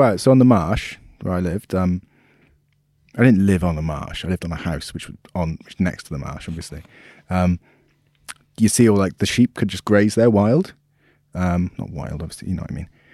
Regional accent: Swansea, Wales, United Kingdom; My village, the village I'm from, Wormford.

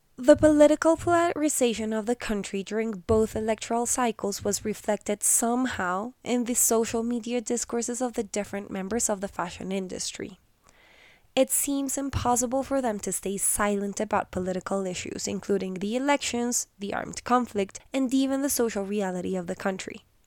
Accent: Colombia; my home country of Colombia

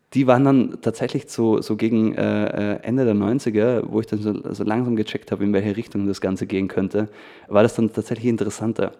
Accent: Feldkirch, Vorarlberg, Austria; ich komm aus Felkert. Das ist so ein, ähm, sage ich jetzt mal, so eine 20.000 Einwohnerstadt in, in Vorarlberg.

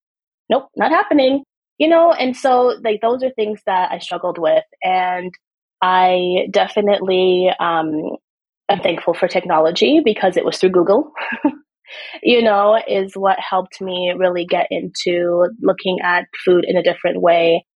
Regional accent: Canada; also born or lived in Trinidad; I'm born in Trinidad, but I grew up in Canada, but I am West Indian.

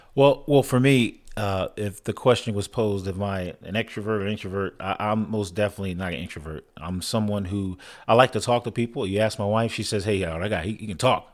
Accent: San Antonio, Texas, United States; I'm actually from San Antonio, Texas

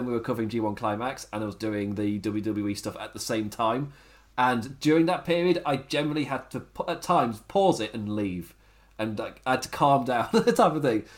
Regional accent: England, United Kingdom; I'm English.

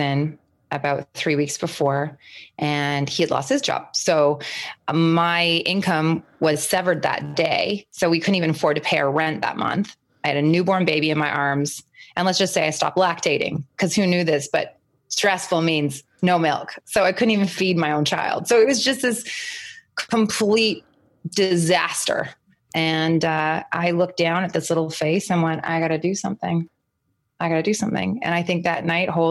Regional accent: Vancouver, British Columbia, Canada; I was raised here.

